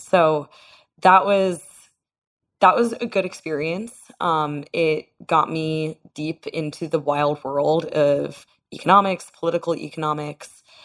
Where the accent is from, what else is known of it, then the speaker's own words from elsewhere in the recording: Boston, Massachusetts, United States; moved away; also born or lived in New York; I grew up in Boston